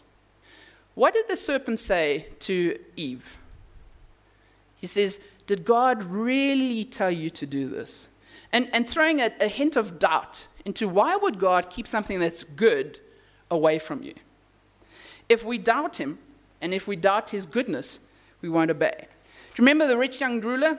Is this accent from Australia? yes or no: no; Namibia; moved away; I come from Namibia where there's wide open spaces